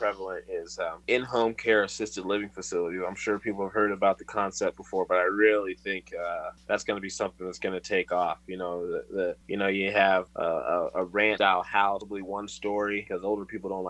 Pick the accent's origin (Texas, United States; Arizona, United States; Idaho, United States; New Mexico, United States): Arizona, United States; Tucson; also born or lived in Atlanta metro area, Georgia; now in Atlanta, United States; I'm from Tucson originally